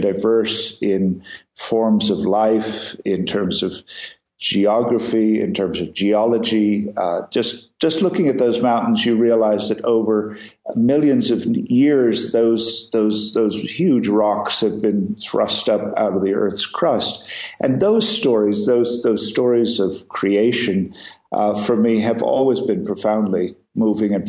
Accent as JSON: {"language": "English", "country": "India", "tie": "born or raised there", "said": "I was born in the Himalayas, and I grew up here and have spent most of my life in these mountains"}